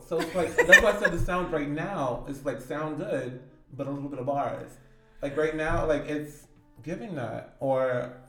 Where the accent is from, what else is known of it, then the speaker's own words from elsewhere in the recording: New York City, New York, United States; Yeah, I'm from the Bronx, but I don't claim that anymore.